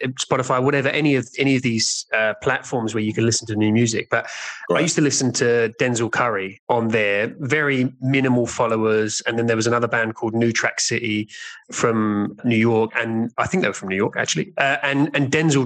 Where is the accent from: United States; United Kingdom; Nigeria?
United Kingdom; England; I'm English